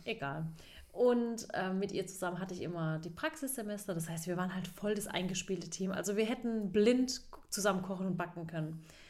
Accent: Baden-Württemberg, Germany; … und ich, wir sind ja beide aus Baden, mhm. zwei mhm. Badenerinnen

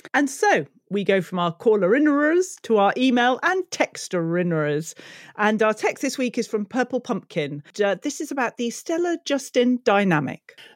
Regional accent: United Kingdom; being British

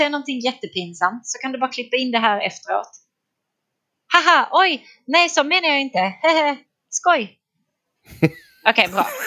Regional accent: Trelleborg, Skåne, Sweden; Jag är från Skåne. Mm. Trelleborg till och med. Men eh, tur för allihopa att jag inte pratar trelleborgska.

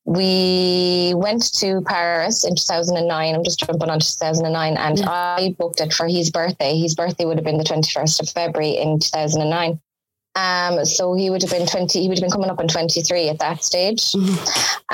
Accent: Dundrum, Munster, Ireland; I come from a small village called Dundrum in County Tipperary

